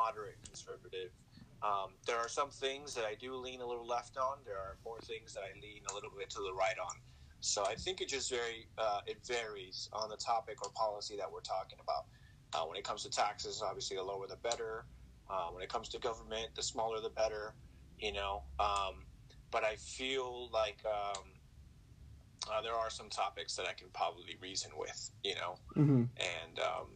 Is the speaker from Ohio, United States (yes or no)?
no; California, United States; I was raised in California, born and raised